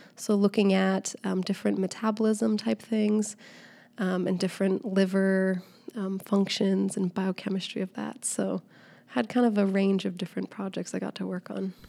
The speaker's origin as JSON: {"language": "English", "town": "Seattle", "region": "Washington", "country": "United States", "moved": "as an adult", "lives_now": "Southern California, United States", "said": "I'm originally from Seattle, so I'm a Seattle transplant now living in Southern California."}